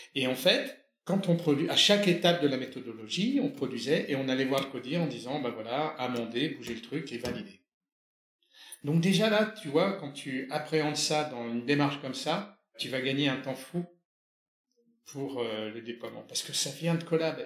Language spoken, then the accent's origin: French; France; On est français, on est dans cette culture-là